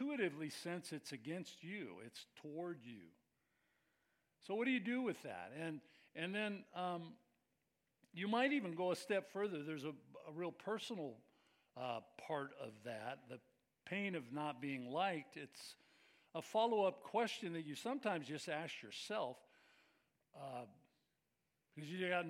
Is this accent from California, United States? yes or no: yes; Bay Area, California, United States; I grew up in the Bay Area